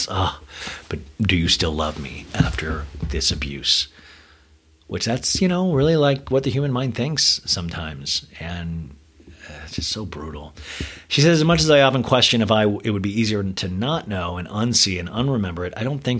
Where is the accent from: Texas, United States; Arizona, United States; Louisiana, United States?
Arizona, United States; I'm from Arizona